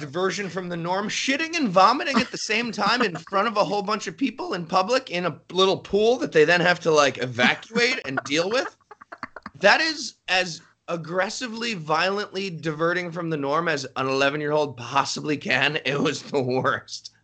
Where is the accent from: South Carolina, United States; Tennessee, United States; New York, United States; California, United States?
New York, United States; just outside New York City, United States; I grew up just outside New York City